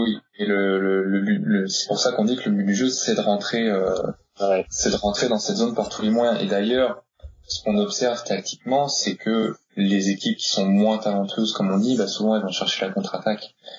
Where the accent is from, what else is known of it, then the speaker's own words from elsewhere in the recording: Normandy, France; je suis normand